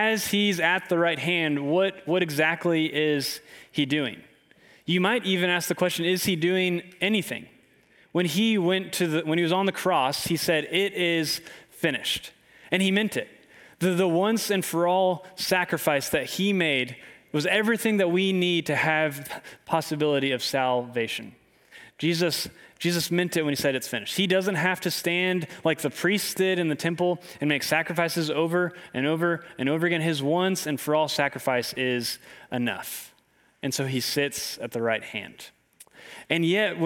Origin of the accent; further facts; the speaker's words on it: Clarksville, Tennessee, United States; I grew up in Clarksville, Tennessee